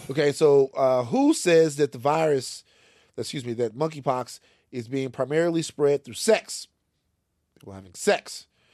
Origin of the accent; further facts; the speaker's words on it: Louisiana, United States; I'm from Louisiana